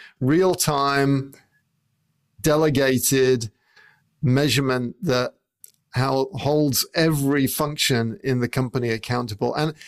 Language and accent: English; England, United Kingdom; I would say a lorry, because I grew up in England